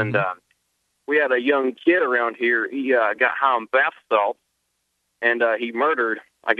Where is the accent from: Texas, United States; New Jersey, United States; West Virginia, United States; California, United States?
West Virginia, United States; I'm come from West Virginia